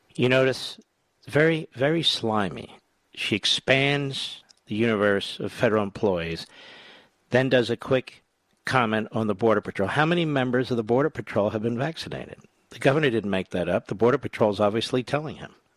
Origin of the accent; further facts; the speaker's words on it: Pennsylvania, United States; I'm a kid from Pennsylvania